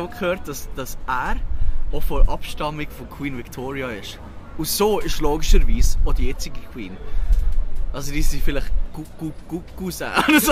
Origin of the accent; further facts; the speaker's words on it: Switzerland; accent: Swiss German; now in London, United Kingdom; ich rede auf Schweizerdeutsch